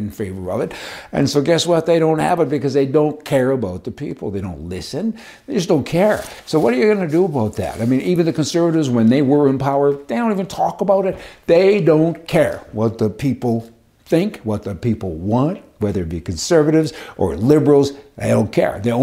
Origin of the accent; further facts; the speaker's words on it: Canada; also born or lived in United States; I'm a Canadian too, and I've also got all my paperwork for the U.S. of A.